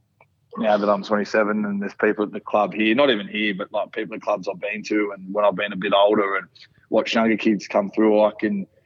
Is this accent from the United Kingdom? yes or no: no; Wollongong, New South Wales, Australia; also born or lived in Warilla; born and raised in Wollongong, raised by a single mother on the south coast, a small town called Warilla.